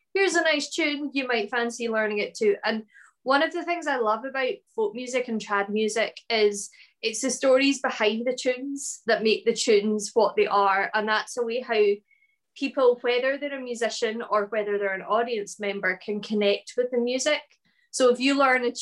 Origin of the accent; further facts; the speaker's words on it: Ullapool, Scotland, United Kingdom; now in Glasgow, United Kingdom; I live in the city of Glasgow in Scotland, although I'm originally from the Northwest Highland village of Ullapool, a beautiful fishing village in the north of Scotland